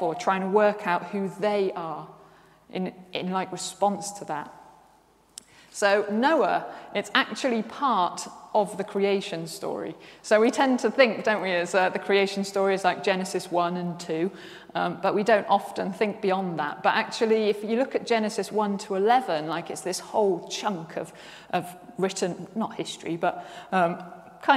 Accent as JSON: {"language": "English", "town": "Worcester", "region": "West Midlands", "country": "United Kingdom", "said": "I'm from Worcester, and the flood. We used to get floods every single year in Worcester"}